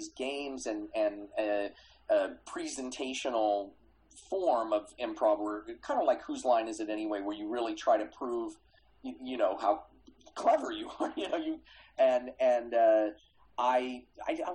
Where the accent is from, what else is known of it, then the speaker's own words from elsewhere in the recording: Kansas City, United States; I grew up in Kansas City